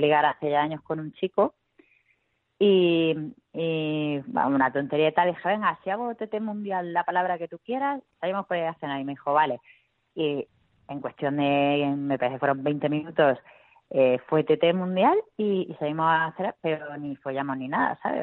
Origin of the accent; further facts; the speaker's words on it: Murcia, Region of Murcia, Spain; accent: Murcian; como soy de Murcia